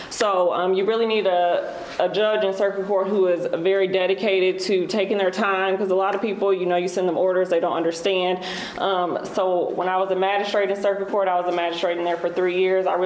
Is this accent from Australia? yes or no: no; Marion County, Indiana, United States; I was born and raised in Marion County. My grandfather was actually the first African American elected to countywide office.